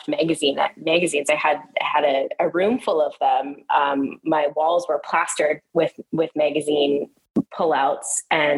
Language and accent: English; Ontario, Canada; also born or lived in Australia; I lived in Australia when I was very, very young, which makes more sense as an Aussie kid and does not make sense if you're growing up in Ontario